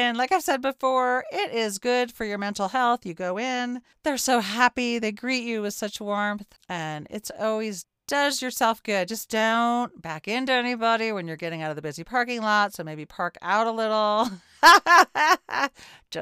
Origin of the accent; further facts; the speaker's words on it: Orange County, New York, United States; I grew up in Orange County, New York